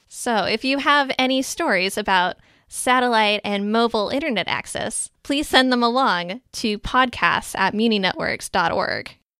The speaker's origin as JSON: {"language": "English", "region": "Minnesota", "country": "United States", "said": "I am from Minnesota"}